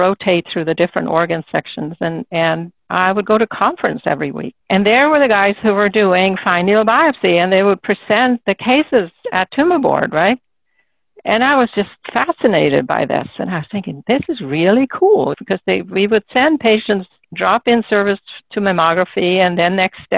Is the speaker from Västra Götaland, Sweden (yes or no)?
no; Solna, Stockholm County, Sweden; moved away; I grew up in a suburb of Stockholm